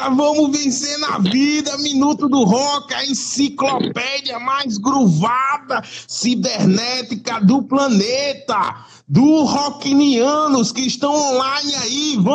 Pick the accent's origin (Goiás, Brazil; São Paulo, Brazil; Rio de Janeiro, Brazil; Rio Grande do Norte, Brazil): Rio Grande do Norte, Brazil; Natal; Eu estou na minha terra aqui, eu estou em Natal, Rio Grande do Norte